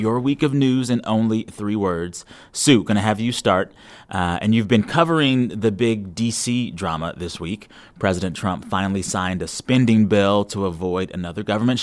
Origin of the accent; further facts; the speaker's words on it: San Antonio, Texas, United States; moved away; Coming to you from my hometown of San Antonio, Texas this week